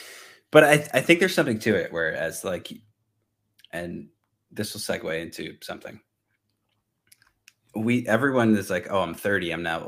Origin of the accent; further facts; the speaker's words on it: Northeast, United States; I'm from the Northeast, so it's like 18 degrees, a wind chill.